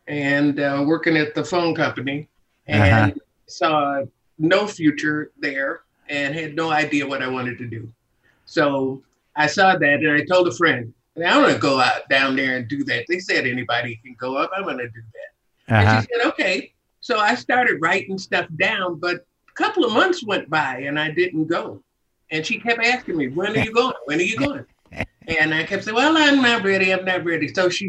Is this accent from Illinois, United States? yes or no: yes; Chicago, Illinois, United States; born or raised there